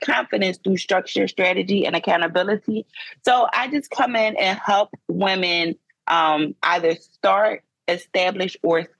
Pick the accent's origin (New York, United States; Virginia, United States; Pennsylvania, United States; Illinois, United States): Pennsylvania, United States; Philadelphia; moved away as an adult; I was born and raised in Philadelphia, Pennsylvania. I was there for 30 years, and then I moved to a small town